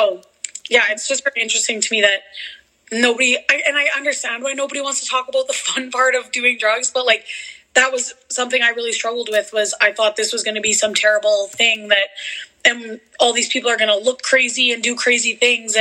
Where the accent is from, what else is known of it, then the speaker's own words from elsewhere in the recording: a small town in Manitoba, Canada; moved away as an adult; now in Alberta, Canada; I did grow up with Brooklyn in a small town in Manitoba, and now I live in Alberta